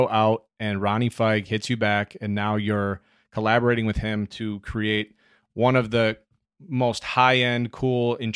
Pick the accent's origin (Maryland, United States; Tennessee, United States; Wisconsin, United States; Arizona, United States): Wisconsin, United States; moved away as an adult; also born or lived in New York; I'm a kid from Wisconsin